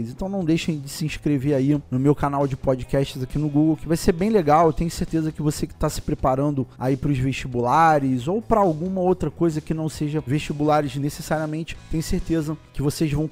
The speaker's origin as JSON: {"language": "Portuguese", "region": "Rio de Janeiro", "country": "Brazil", "said": "Para quem não sabe, eu sou aqui do Rio de Janeiro, então tenho o vestibular da UERJ"}